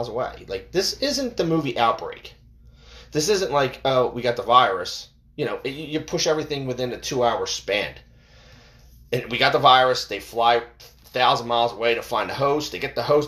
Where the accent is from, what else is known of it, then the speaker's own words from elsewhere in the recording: United States; we, as American people